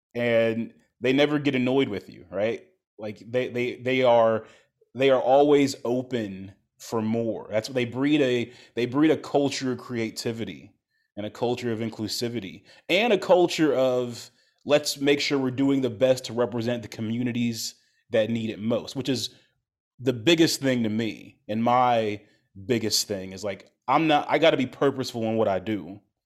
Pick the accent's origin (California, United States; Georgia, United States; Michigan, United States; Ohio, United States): Ohio, United States; now in Chicago, United States; I'm not from Chicago, I grew up in Ohio